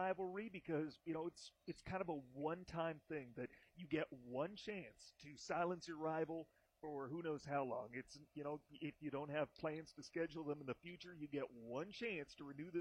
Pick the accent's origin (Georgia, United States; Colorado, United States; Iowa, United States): Iowa, United States; I'm from Iowa